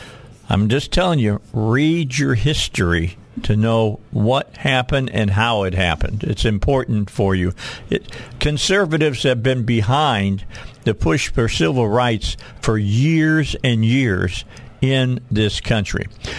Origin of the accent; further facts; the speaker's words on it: Gary, Indiana, United States; moved away; I was born in Gary, Indiana. And, that Gary, Indiana, you know, Gary, that whole thing. That's where I was raised.